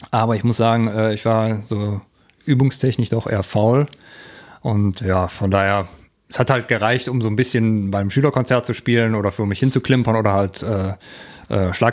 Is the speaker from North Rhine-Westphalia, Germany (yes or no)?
yes; Erkelenz, North Rhine-Westphalia, Germany; ursprünglich komme ich aus Erkelenz, ist halt ein, ein kleines Kaff zwischen äh, Mönchengladbach und Aachen.